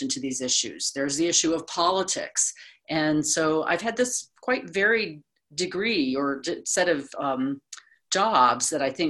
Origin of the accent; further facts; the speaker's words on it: small farming town near Chicago, Illinois, United States; moved away; I'm from the United States originally, from a small town, small farming town near Chicago